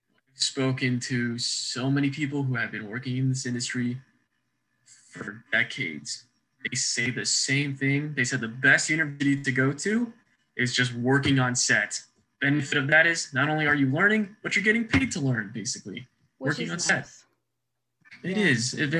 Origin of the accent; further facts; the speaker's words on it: Lompoc, California, United States; also born or lived in Wyoming; Yes. I was born in Wyoming. That's originally where I'm from, because my entire life, I grew up in a military family. So born in Wyoming, but exactly a week later, went straight to California and was raised here for 13 years.